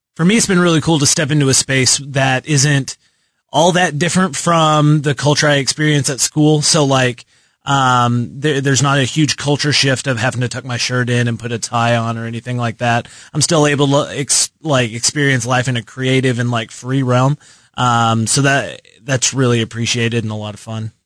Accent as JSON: {"language": "English", "town": "Lubbock", "region": "Texas", "country": "United States", "tie": "born or raised there", "moved": "as an adult", "lives_now": "Kansas City, United States", "said": "I've been here for like the last seven years, but I grew up in Texas."}